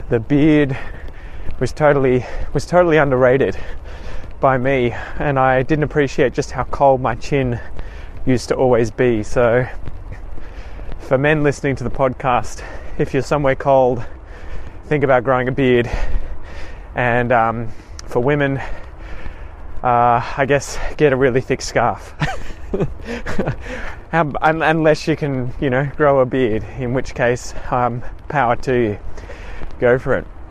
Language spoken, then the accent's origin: English; Australia; myself obviously being an Australian